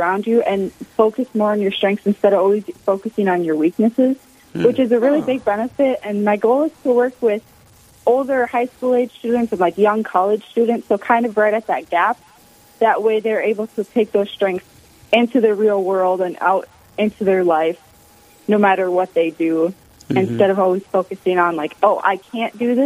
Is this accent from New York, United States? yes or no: no; Wilmot, Minnesota, United States; I'm from Wilmot, Minnesota, which is a small town over by like the South Dakota-Iowa border